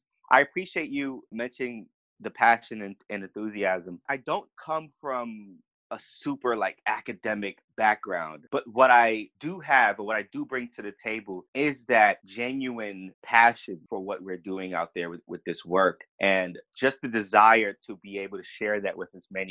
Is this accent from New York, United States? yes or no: yes; New York City, New York, United States; moved away as an adult; now in Atlanta, United States; growing up in the Bronx made me who I am today